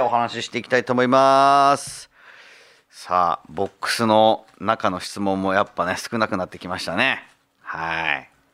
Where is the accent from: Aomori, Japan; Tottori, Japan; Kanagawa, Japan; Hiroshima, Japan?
Kanagawa, Japan; Zama; 神奈川県座間市で生まれ育った